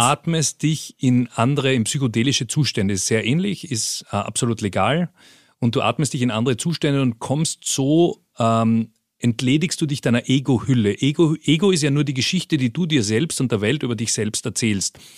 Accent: Vienna, Austria; moved away as an adult; also born or lived in Peru / Colombia; ich bin ganz unspektakulär in Wien geboren

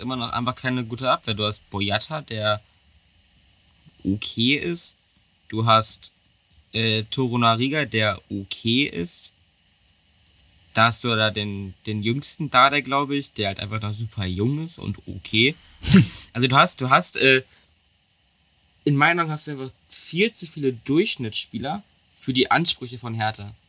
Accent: Germany; als Deutscher

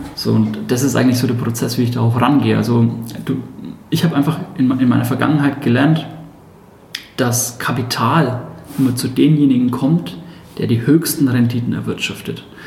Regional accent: Hersbruck, Bavaria, Germany; accent: Franconian; entschuldigt meinen fränkischen Dialekt den kann ich nur teilweise ausstellen. Ich selbst bin 31 Jahre und komme aus Hersbruck, das ist im Nordosten von Nürnberg. Bin da groß geworden

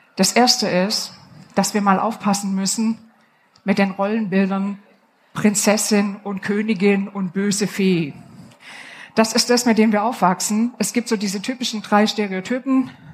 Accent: Upper Swabia, Baden-Württemberg, Germany; Ich komme aus dem Oberschwäbischen

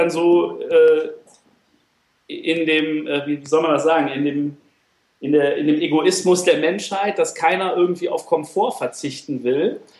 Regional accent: Troisdorf, North Rhine-Westphalia, Germany; ich komme äh, komm aus Troisdorf. Das ist bei, ja, eher ist es bei Bonn als bei Köln. Es liegt, es liegt genau zwischen, zwischen Köln und Bonn bisschen näher an Bonn.

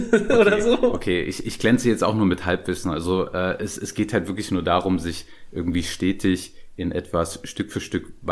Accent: Dresden, Saxony, Germany; born there; ihr, ihr hört es vielleicht nicht bei mir, aber ich bin geborener Dresdner und wenn ich so leichten sächsischen Akzent höre

